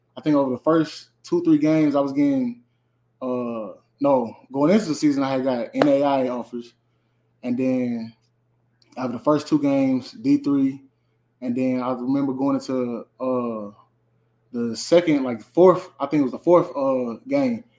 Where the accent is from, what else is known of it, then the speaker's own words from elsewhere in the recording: St. Louis, Missouri, United States; moved away; I'm from St. Louis, Missouri. I uh, went to Carter High School in St. Louis